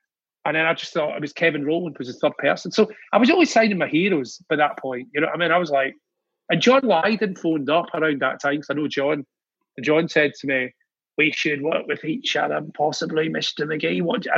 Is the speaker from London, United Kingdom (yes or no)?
no; Scotland, United Kingdom; Being Scottish, I didn't like it.